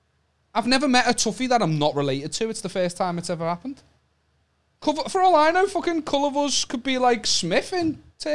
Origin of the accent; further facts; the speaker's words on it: Wallasey, North West England, United Kingdom; I'm from Wallasey.